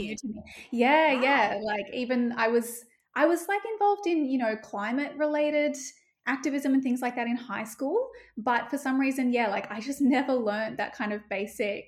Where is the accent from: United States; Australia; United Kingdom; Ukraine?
Australia; Northern Rivers, New South Wales; I'm from the Northern Rivers